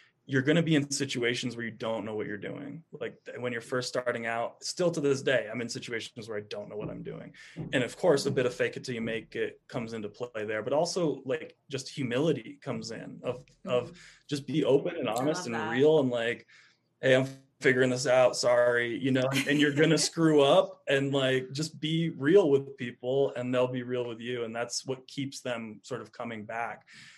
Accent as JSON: {"language": "English", "region": "East Coast", "country": "United States", "tie": "born or raised there", "said": "And when you're in something like the desert after growing up on the East Coast, it's like just mind blowing sometimes."}